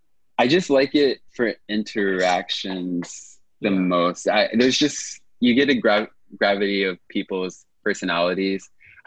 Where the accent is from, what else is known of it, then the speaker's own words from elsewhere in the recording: District of Columbia, United States; now in New York, United States; Our nation's capital, DC area, but I've been in New York for 16 years as of last month.